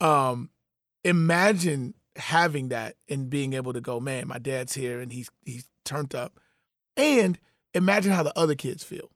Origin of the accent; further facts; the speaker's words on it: Chicago, Illinois, United States; I'm a Chicagoan